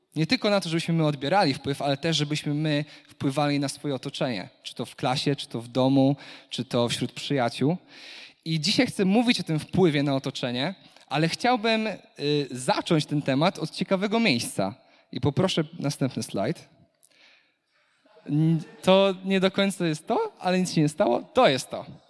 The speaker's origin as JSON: {"language": "Polish", "area": "Kashubia", "region": "Pomeranian Voivodeship", "country": "Poland", "said": "jestem Kaszubem, jestem czystej krwi Kaszubem"}